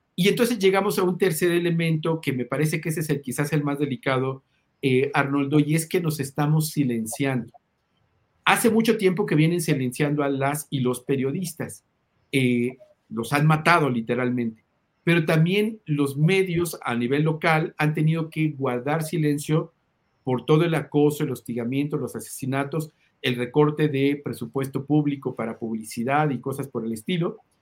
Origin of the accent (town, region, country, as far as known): Mexico